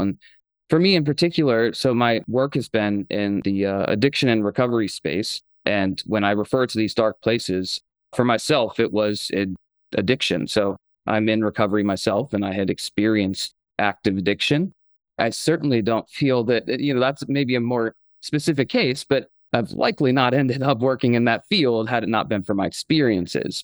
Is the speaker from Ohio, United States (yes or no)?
yes; Akron, Ohio, United States; I grew up in Akron, Ohio